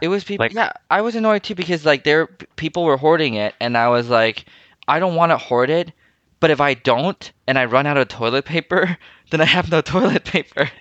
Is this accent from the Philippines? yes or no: yes; Philippines; also born or lived in Taiwan; now in Canada; growing up in Asia or in Philippines and even to some extent Taiwan